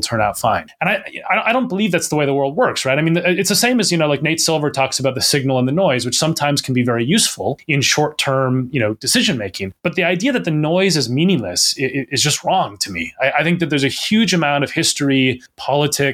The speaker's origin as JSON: {"language": "English", "region": "Minnesota", "country": "United States", "moved": "as an adult", "lives_now": "England, United Kingdom", "said": "I'm from Minnesota originally"}